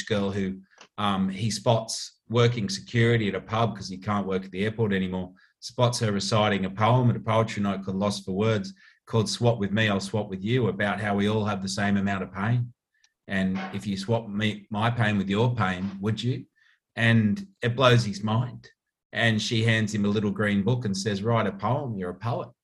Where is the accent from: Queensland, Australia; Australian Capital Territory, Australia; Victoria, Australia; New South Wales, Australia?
New South Wales, Australia; the Shire; I'm from the Shire, and a lot of my best mates are from the Shire